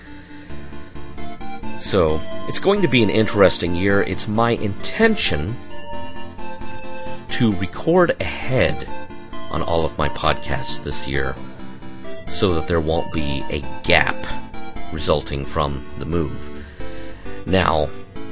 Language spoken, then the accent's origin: English; Fort Smith, Arkansas, United States; moved away as an adult; also born or lived in Green Bay, Wisconsin; I first moved from my hometown in Fort Smith, Arkansas, to the undiscovered country that was Green Bay, Wisconsin